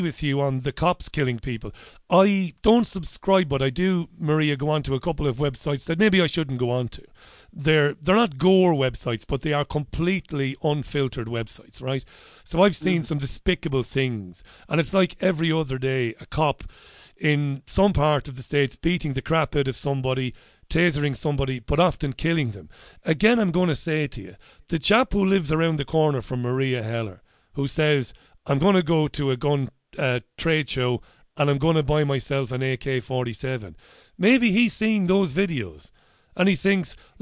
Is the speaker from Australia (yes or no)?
no; Ireland; as an Irishman